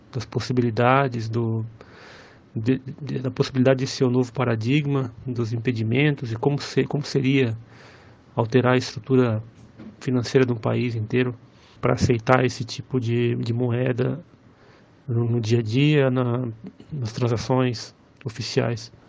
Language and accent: Portuguese; Blumenau, Santa Catarina, Brazil; now in São Paulo, Brazil; sou de Blumenau, Santa Catarina, mas moro em São Paulo, capital.